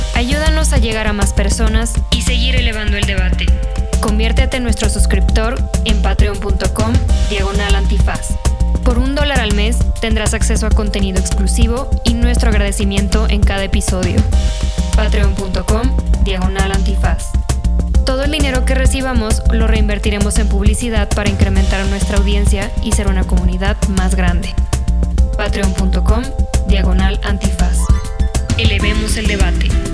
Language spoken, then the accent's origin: Spanish; Morelia, Michoacán, Mexico; moved away as an adult; also born or lived in Monterrey; yo crecí en Morelia hasta los 18 años, no viví en ningún otro lugar